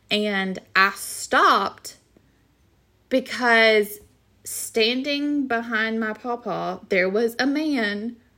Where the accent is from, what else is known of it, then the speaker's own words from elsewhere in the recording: the South, United States; Yes, I'm from the South. I had a pawpaw.